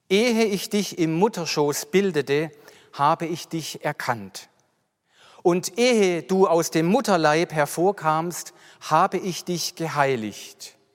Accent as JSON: {"language": "German", "town": "Mühlhausen an der Enz", "region": "Baden-Württemberg", "country": "Germany", "tie": "born or raised there", "said": "ich bin 53 Jahre alt, ich bin aufgewachsen in Mühlhausen an der Enz, ich hatte noch drei Geschwister"}